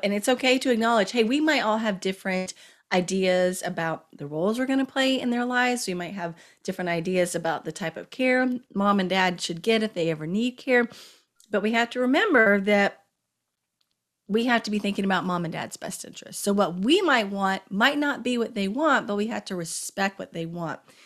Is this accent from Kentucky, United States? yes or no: yes; Kentucky, United States; moved away as an adult; also born or lived in Washington, D.C.; I'm from Kentucky and my mom was living in Kentucky